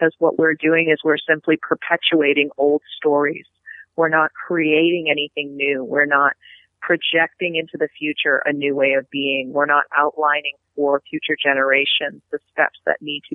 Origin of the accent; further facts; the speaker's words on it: Penobscot Nation, Maine, United States; from the Penobscot Nation